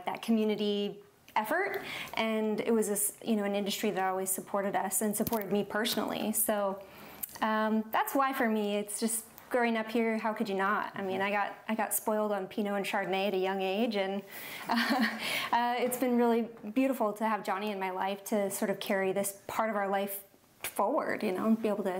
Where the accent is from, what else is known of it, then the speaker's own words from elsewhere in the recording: Newberg, Oregon, United States; I grew up here in Newberg and worked at the Dundee Bistro for a lot of years.